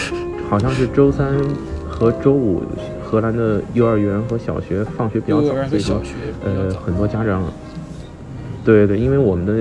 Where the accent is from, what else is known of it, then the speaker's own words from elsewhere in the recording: China; 没有，他倒没有觉得我是日本人，我的简历上写的我是中国人